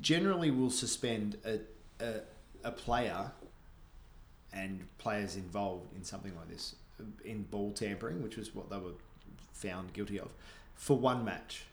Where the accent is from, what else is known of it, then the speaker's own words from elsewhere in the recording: Australia; moved away as an adult; also born or lived in Canada; now in Vancouver, Canada; growing up in Australia